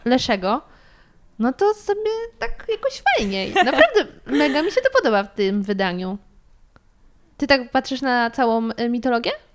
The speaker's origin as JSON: {"language": "Polish", "region": "Sudetes", "country": "Poland", "moved": "yes", "said": "pochodzę z Sudetów"}